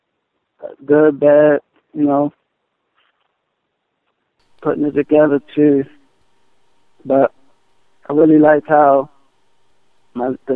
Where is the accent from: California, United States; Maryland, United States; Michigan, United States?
Maryland, United States; Baltimore; I'm from Baltimore, Maryland